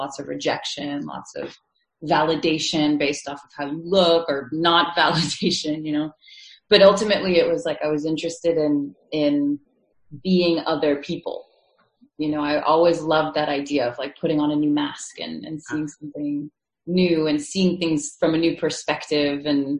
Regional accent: New York City, New York, United States; I'm born and raised in New York City. You know, my parents are immigrants from Russia and from France, and I guess I was always I grew up in what I think of like the mecca of secularism.

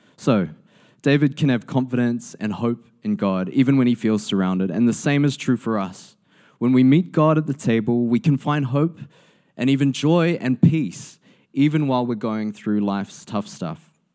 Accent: New Zealand; as a New Zealander

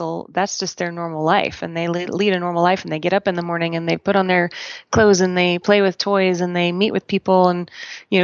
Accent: Portland, Oregon, United States; now in Colorado, United States; I am an Oregonian, proud of it, born and raised in Portland, Oregon

